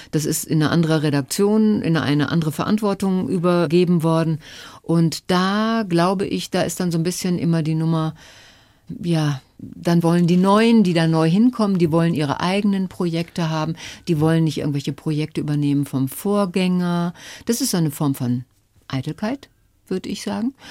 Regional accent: North Rhine-Westphalia, Germany; Und da, wo ich herkomme, aus dem Ruhrgebiet und wie gesagt, mein Vater, der auf der Zeche gearbeitet hat, meine Mutter war Hausfrau

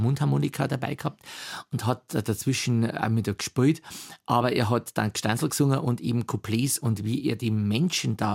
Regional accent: Bavaria, Germany; Oberpfälzer, natürlich. Und wir haben auch Dialektschmerzen dürfen, auch im Unterricht.

